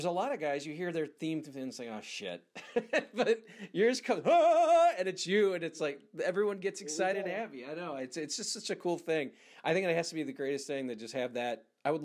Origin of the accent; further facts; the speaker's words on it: St. Louis, Missouri, United States; a loser from St. Louis.